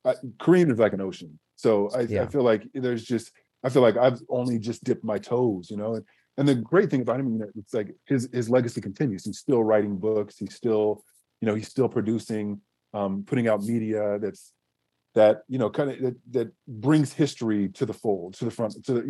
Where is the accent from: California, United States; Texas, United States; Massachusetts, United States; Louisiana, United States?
California, United States; Southern; growing up in Southern California